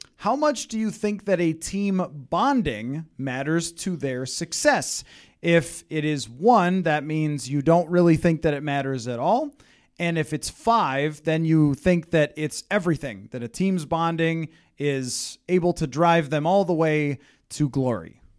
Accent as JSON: {"language": "English", "area": "the East", "region": "East Coast", "country": "United States", "tie": "born or raised there", "moved": "yes", "lives_now": "Minnesota, United States", "said": "I grew up in the East"}